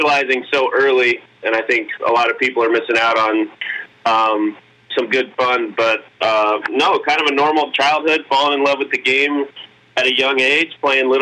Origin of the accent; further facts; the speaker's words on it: Southern California, United States; born and raised SoCal